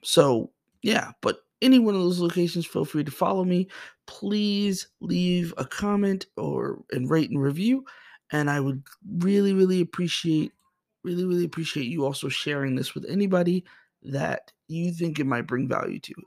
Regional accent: Boston, Massachusetts, United States; moved away as an adult; also born or lived in New Jersey; now in Springfield, United States; I was born and raised in Boston, Massachusetts

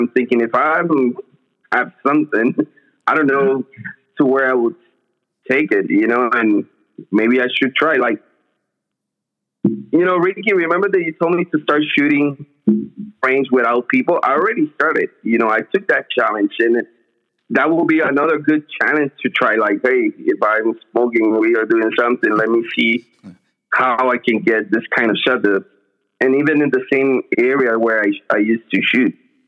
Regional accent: Puerto Rico; I apply that when people ask me, just because I'm from Puerto Rico.

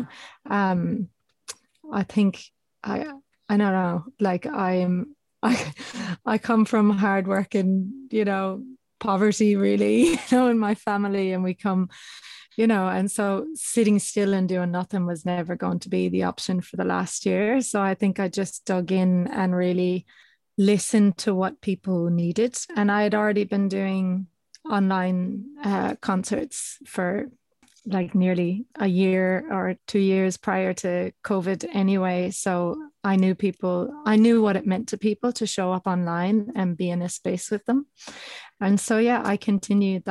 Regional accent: Ireland; now in Australia; I'm Irish, but I'm abroad

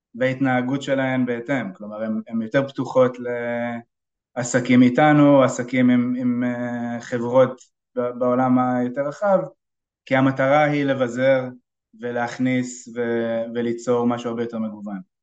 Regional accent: Israel; בתור ישראלי בקרן הון סיכון ישראלית

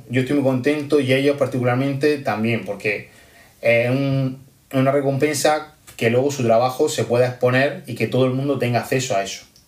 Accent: Almería, Andalusia, Spain; soy de Almería

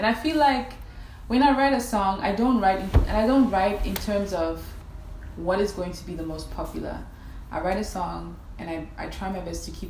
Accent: Namibia; also born or lived in Botswana / Zambia; Raised in Namibia.

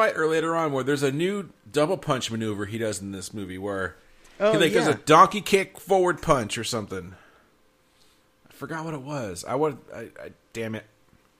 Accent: California, United States; I'm a Californian, and I say

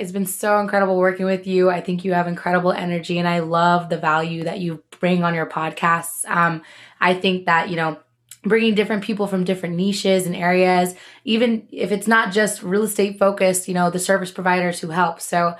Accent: Philippines; I'm like, well, I'm Filipino. This works out.

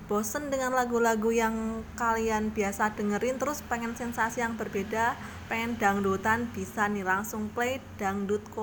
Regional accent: Purworejo, Central Java, Indonesia; kayaknya ini belum dengar di di daerahku di Purworejo sana

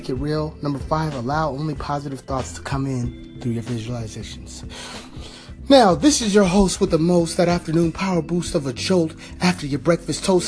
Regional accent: California, United States; my home state, California

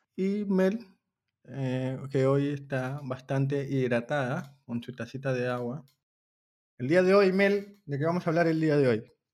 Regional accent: Peru; soy de Perú

